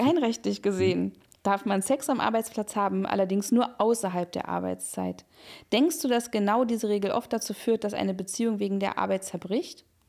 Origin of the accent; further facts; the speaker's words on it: Berlin, Germany; ich bin ja also in Berlin aufgewachsen